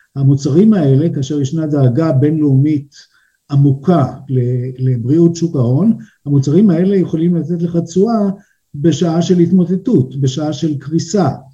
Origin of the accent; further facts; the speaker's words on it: Israel; now in Switzerland; וגם אני ישראלי שהגיע פה והתחיל להתגלגל, אה, בין הבנקים